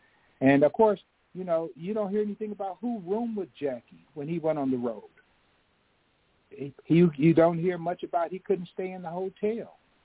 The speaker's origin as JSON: {"language": "English", "town": "Kansas City", "region": "Kansas", "country": "United States", "tie": "born or raised there", "said": "my hometown, which is a lot smaller, Kansas City, Kansas, right across the river."}